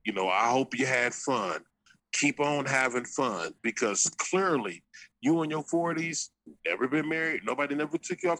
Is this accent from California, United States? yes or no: yes; Los Angeles, California, United States; moved away as an adult; now in San Diego, United States; I'm from Venice